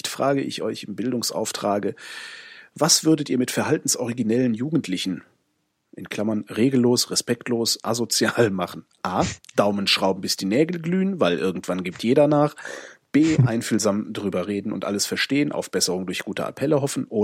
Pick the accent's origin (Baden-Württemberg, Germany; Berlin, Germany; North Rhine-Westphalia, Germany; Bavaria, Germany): Bavaria, Germany; wie nennt man auf Hessisch und Kölsch das Ende vom Brot? Bei uns in Oberbayern ist es Scherzel.